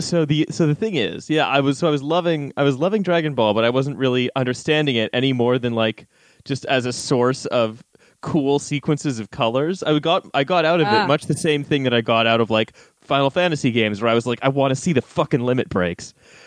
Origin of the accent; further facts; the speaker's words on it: Canada; moved away as an adult; also born or lived in Britain; now in United Kingdom; I'm a Canadian who's lived his entire adult life in Britain